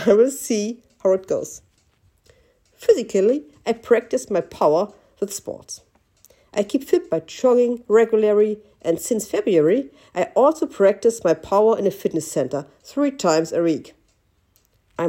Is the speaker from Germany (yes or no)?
yes; Germany; Berlin is 4 hours drive away from my hometown